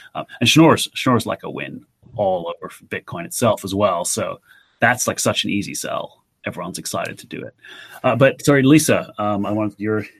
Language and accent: English; Adelaide, South Australia, Australia; was in Adelaide, Australia, so uh, which is my hometown